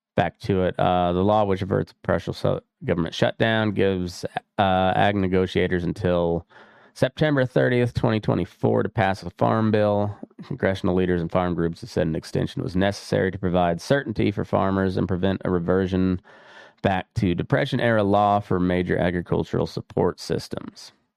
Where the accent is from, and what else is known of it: Dust Bowl country, Great Plains, United States